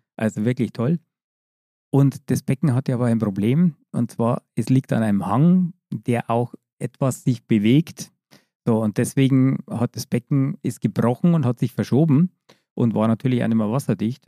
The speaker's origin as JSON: {"language": "German", "region": "Bavaria", "country": "Germany", "said": "ich komme aus Bayern, wie man gehört hat."}